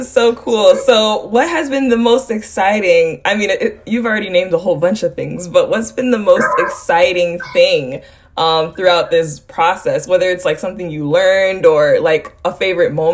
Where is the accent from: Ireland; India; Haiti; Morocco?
Haiti; moved away; I'm from Haiti, but I haven't been in forever. Like, it's been since I came here. But I speak the language. I speak Creole